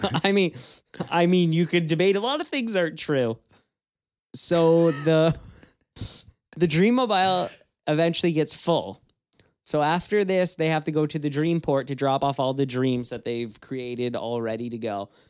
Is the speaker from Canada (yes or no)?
yes; Canada; we are from Canada